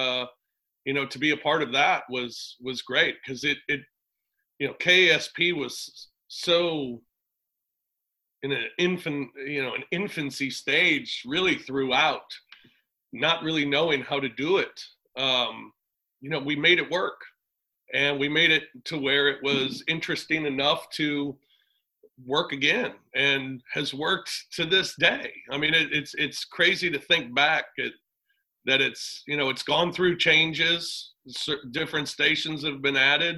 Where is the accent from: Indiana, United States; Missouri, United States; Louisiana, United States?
Missouri, United States; Afton; I'm from Afton.